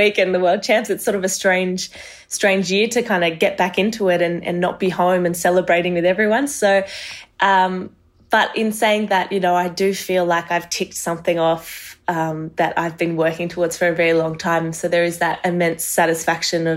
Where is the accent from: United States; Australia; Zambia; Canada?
Australia; also born or lived in Marseille, France; I was born there, and we moved to Australia when I was about 3-4 years old